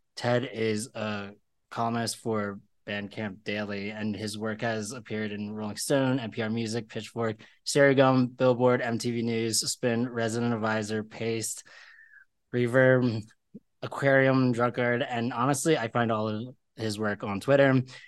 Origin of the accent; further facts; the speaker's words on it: Philadelphia, Pennsylvania, United States; I am from Philadelphia